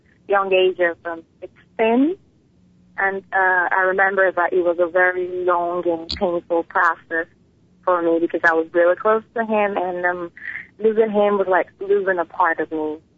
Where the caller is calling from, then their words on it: Lagos, Nigeria; I'm calling from Lagos, Nigeria.